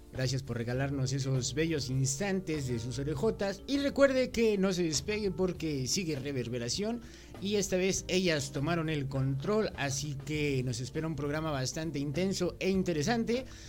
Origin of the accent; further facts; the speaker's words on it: Mexico; como buen mexicano